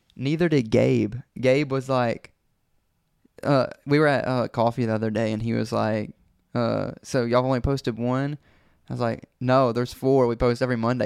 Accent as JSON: {"language": "English", "town": "Brandon", "region": "Mississippi", "country": "United States", "tie": "born or raised there"}